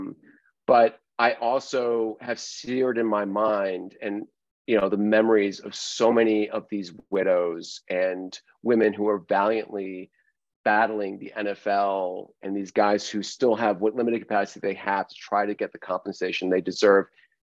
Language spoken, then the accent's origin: English; United States; I'm an American